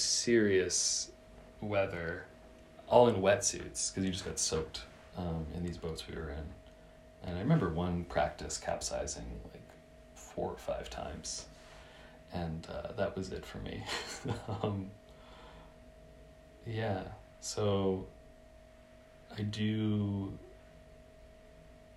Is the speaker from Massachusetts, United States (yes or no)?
yes; Massachusetts, United States; moved away as an adult; also born or lived in Santa Cruz; now in Berlin, Germany; where I grew up in Massachusetts